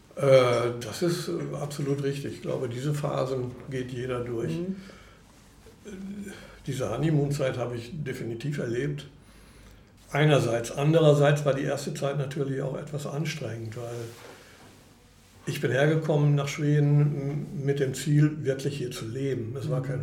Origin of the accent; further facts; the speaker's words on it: Bielefeld, North Rhine-Westphalia, Germany; moved away as an adult; now in Stockholm, Sweden; Ich bin ursprünglich aus Bielefeld.